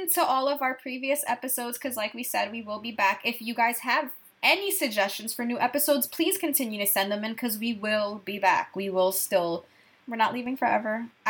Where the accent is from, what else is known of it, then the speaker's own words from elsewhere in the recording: New York, United States; maybe it's because I'm from New York and I'm hardened